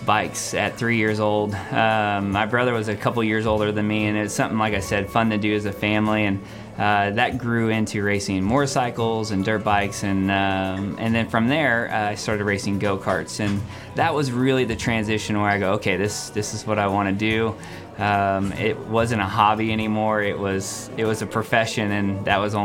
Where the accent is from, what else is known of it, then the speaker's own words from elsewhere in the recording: Phoenix, Arizona, United States; I grew up in Phoenix, Arizona. I was born and raised in Phoenix